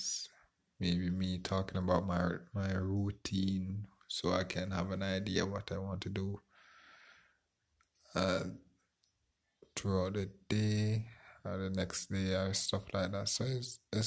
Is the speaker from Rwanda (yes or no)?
no; Jamaica; I'm from Jamaica.